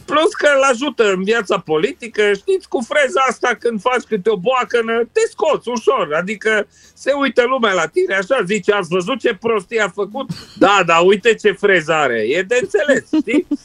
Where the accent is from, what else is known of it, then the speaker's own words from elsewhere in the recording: Romania; now in United Kingdom; sunt aproape mândru că sunt român, să zic.